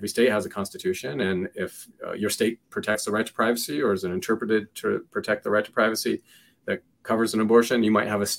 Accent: Seattle, Washington, United States; now in Indiana, United States; I'm from Seattle, so Washington

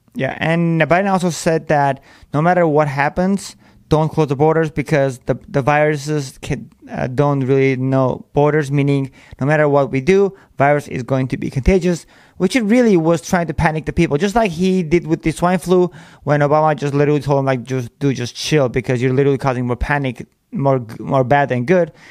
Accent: United States; We are American. We were born here to be here

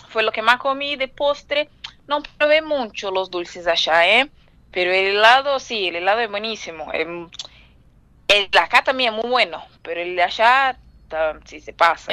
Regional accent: São Paulo, Brazil; Yo soy de Brasil, yo soy de São Paulo

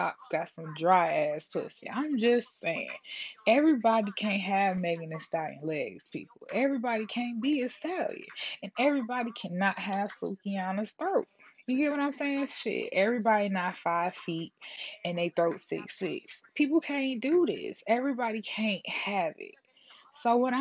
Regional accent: Detroit, Michigan, United States; I'm from Detroit

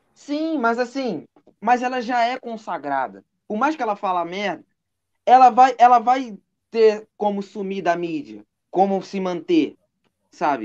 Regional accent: Nova Iguaçu, Rio de Janeiro, Brazil; Eu sou da, eu sou da Baixada, sou de Nova Iguaçu

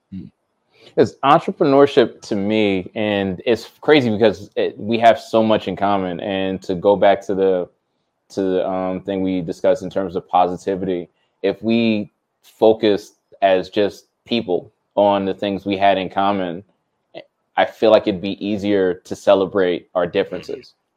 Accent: New Jersey, United States; I grew up not knowing I'm from Jersey

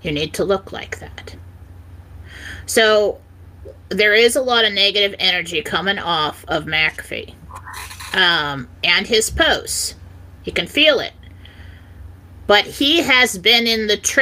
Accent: San Diego, California, United States; I grew up in San Diego

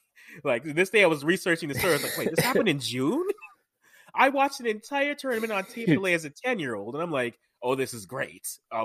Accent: Canada; born there; I'm Ghanaian. Parents are Ghanaian. I was born here in Canada.

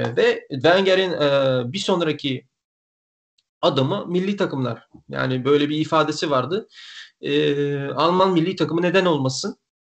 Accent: Bulgaria; ben Bulgaristanlıyım.

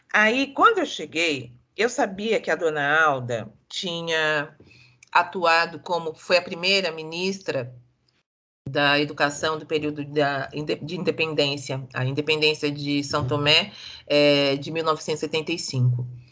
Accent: Brazil; eu, como brasileira

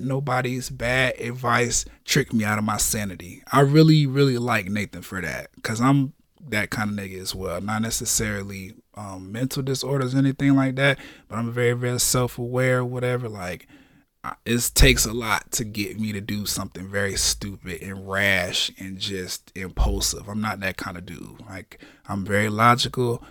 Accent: the South, United States; I'm from the South

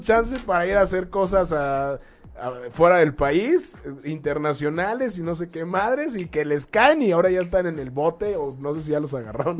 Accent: Mexico; como mexicanos vamos a elegir

